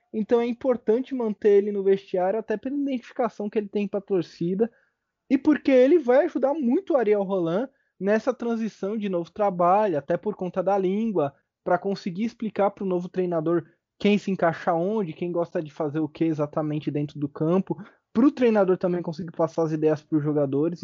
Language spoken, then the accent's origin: Portuguese; Brazil; a gente é brasileiro